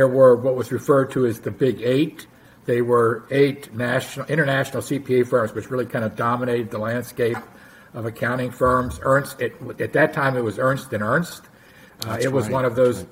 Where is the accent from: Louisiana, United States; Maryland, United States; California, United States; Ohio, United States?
Maryland, United States; Mount Rainier; also born or lived in Washington, D.C.; I grew up in close-in suburbs in Maryland, in a little town called Mount Rainier